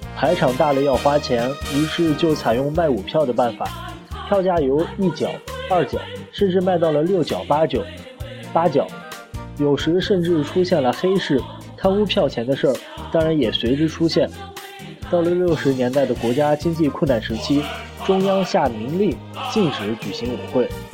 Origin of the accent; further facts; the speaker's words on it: China; 我们中国人